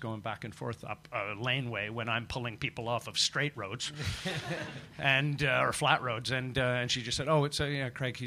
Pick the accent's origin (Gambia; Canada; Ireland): Canada; being a Canadian growing up next to an American market